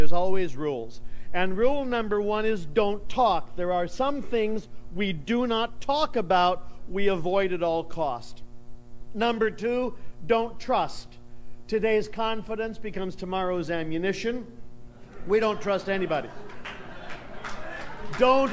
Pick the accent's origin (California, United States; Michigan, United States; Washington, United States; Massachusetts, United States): California, United States; San Jose; now in Oakland, United States; I've lived in Oakland for a long time. I grew up in San Jose